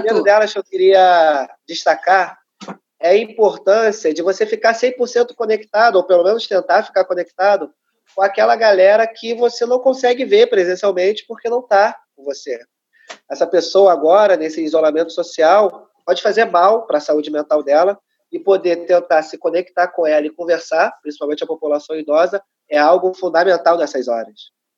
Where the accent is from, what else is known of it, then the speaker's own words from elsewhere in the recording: Rio de Janeiro, Brazil; cria da Maré